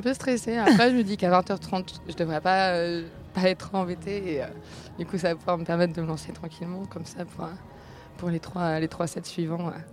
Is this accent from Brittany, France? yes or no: yes; Rennes, Brittany, France; j'ai grandi à Rennes